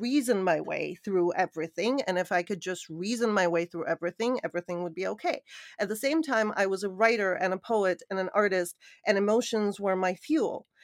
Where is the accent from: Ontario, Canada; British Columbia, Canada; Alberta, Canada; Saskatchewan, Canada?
Ontario, Canada; Hamilton; moved away as an adult; also born or lived in Sofia, Bulgaria / New York; I grew up in Canada, moved to New York at, I believe it was around twenty-one